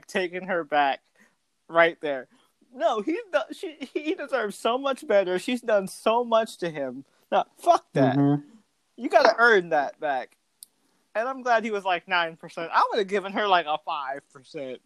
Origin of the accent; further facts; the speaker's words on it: New York City, New York, United States; as a New Yorker